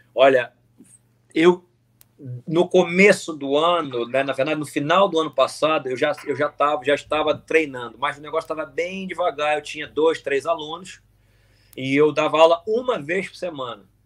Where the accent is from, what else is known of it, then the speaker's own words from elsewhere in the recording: Brazil; nós, como brasileiros